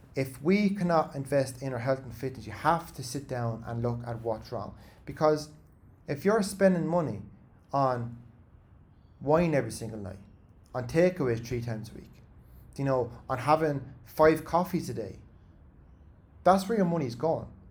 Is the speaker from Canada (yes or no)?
no; Ireland; as Irish people